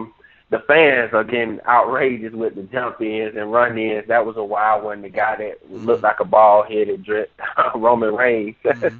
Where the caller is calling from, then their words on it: Georgia, United States; from Georgia.